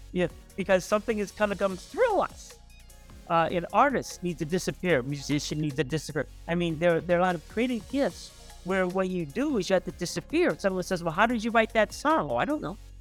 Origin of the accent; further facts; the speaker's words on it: East St. Louis, Illinois, United States; I was born in East Saint Louis, Illinois, about almost seventy years ago.